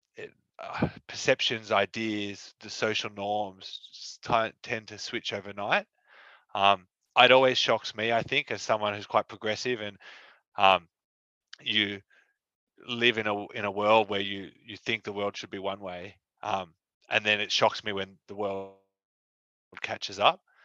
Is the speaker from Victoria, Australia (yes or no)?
no; Sydney, New South Wales, Australia; we grew up in Sydney.